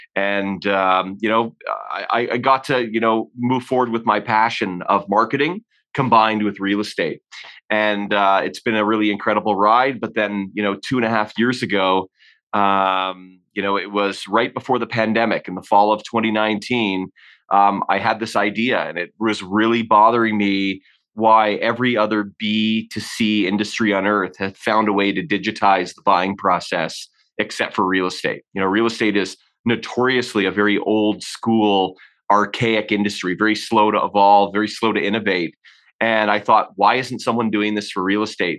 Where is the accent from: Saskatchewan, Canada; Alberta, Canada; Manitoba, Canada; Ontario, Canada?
Ontario, Canada; Hamilton; moved away as an adult; also born or lived in Orlando, Florida; now in Calgary, Canada; kid growing up in Ontario, you typically don't head west of Ontario. You know, I'd never left uh, the province